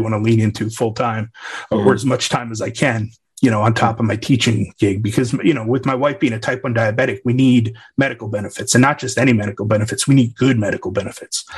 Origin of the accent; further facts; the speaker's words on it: Long Island, New York, United States; also born or lived in Waco, Texas; now in Wimberley, United States; I grew up on Long Island, New York